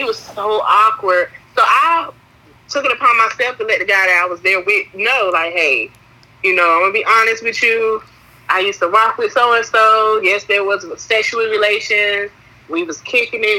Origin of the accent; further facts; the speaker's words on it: North Carolina, United States; I'm from Wide Awake Two Five Two.